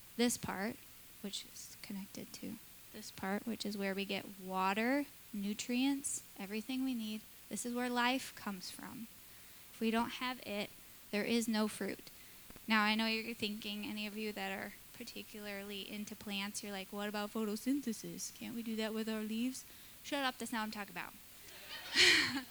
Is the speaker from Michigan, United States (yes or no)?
yes; Michigan, United States; moved away; I grew up in Michigan at the end of a dirt road